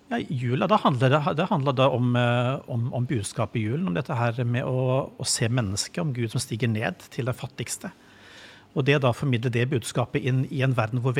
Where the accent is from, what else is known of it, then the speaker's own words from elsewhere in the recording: Madagascar; also born or lived in Mali; Det ene er der jeg, der jeg er født og vokst opp, på Madagaskar. Ja. Som jo er en veldig frodig øy, og, og hvor kirken står ganske sterkt